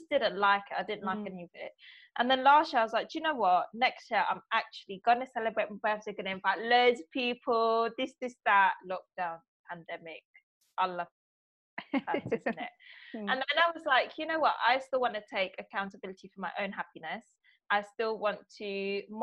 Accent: London, United Kingdom; I'm from London, the land of pigeons

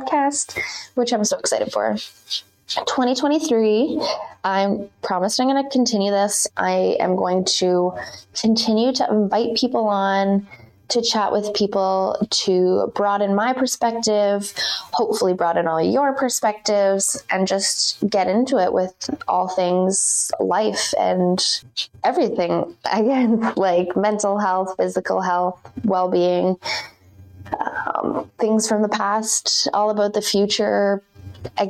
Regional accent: Muskoka, Ontario, Canada; moved away; my hometown, of Muskoka

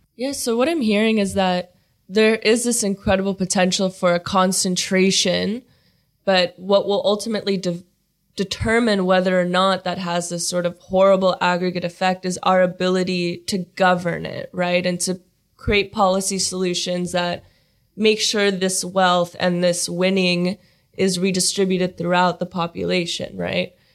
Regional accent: Silicon Valley, California, United States; I'm from the Silicon Valley. That's where I grew up

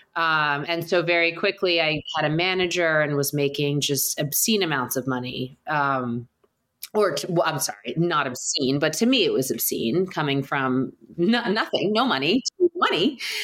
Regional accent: New York City, New York, United States; moved away as an adult; now in Southern California, United States; I grew up in New York City

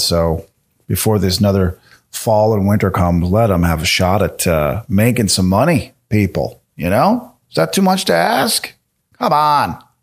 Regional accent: Canada; as a Canadian comedian

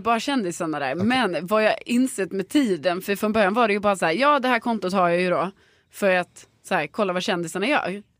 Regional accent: Lund, Skåne, Sweden; moved away; hemma i Lund

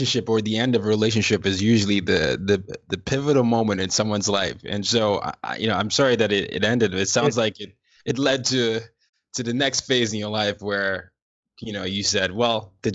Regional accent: Lagos, Nigeria; now in New York City, United States; I'm from Lagos, Nigeria

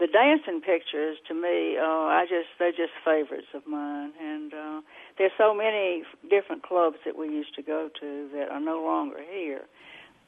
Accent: Tutwiler, Mississippi, United States; I grew up in Tutwiler, which is actually the birthplace of the blues.

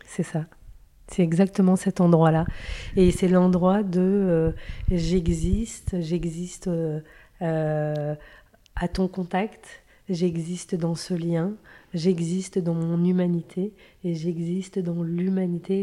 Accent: France; also born or lived in Morocco; moi qui suis euh, franco-marocaine

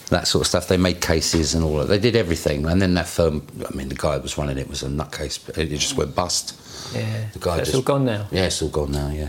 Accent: Tunbridge Wells, South East England, United Kingdom; now in Brentford, United Kingdom; I'm from Kent. Tunbridge Wells.

